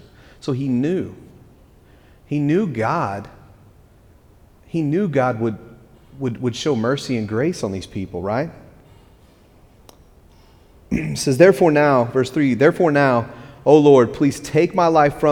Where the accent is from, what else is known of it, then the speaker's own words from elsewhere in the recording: West Texas, United States; now in East Tennessee, United States; I'm from West Texas